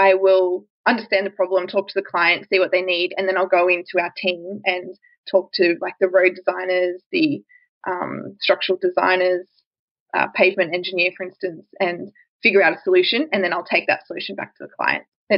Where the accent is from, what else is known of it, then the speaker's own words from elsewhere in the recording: Victoria, Australia; I grew up in Victoria and I studied at Monash University in Victoria